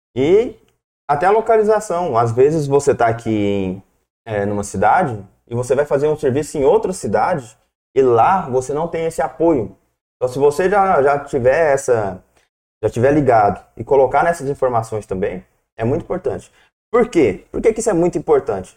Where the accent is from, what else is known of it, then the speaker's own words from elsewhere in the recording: Corumbá, Brazil; moved away; also born or lived in Goiânia; eu sou lá do interior, sou de Corumbá, depois fui para Nápoles, Goiânia